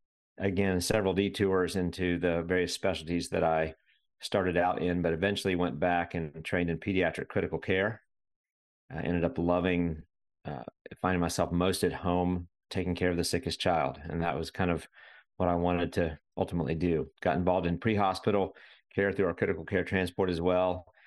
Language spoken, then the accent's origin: English; Winston-Salem, North Carolina, United States; now in Raleigh, United States; So I grew up in Winston-Salem, North Carolina, middle of the state.